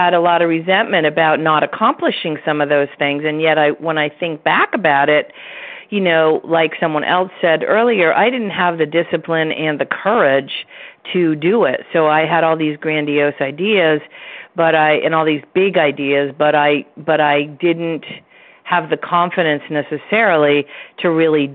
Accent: Vermont, United States; we're both from Vermont

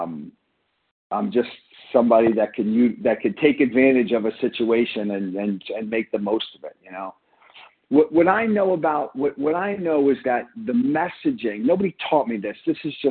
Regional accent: Long Island, New York, United States; I grew up in Long Island, and, you know, I grew up in a blue collar neighborhood

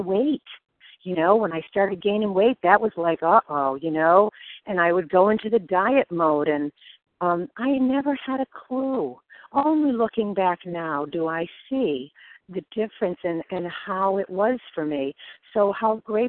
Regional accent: Connecticut, United States; also born or lived in Naples, Florida; I'm from Connecticut.

